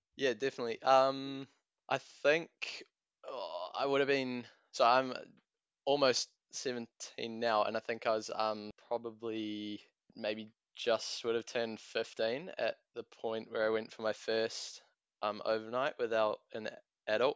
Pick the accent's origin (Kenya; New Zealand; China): New Zealand; Tauranga, Bay of Plenty; I'm a student from Tauranga